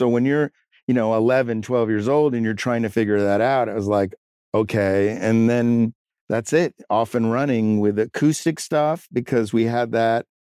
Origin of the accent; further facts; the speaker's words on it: New York, United States; growing up in New York, I'm the youngest of three